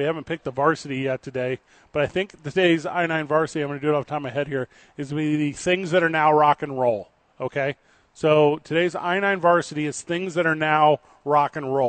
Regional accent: St. Louis, Missouri, United States; now in Albuquerque, United States; I moved here from St. Louis, Missouri, and the language was a barrier for me.

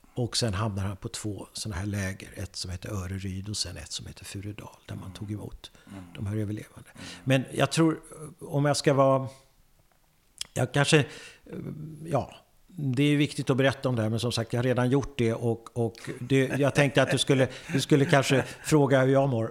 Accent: Södertälje, Stockholm County, Sweden; jag kommer från Södertälje. Jag föddes i Södertälje

